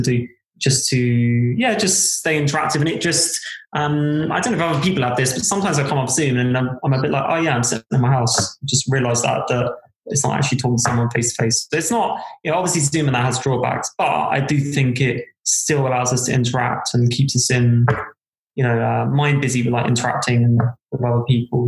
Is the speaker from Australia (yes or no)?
no; South East England, United Kingdom; moved away as an adult; also born or lived in London / Cardiff; now in Wales, United Kingdom; I was brought up in Southeast England.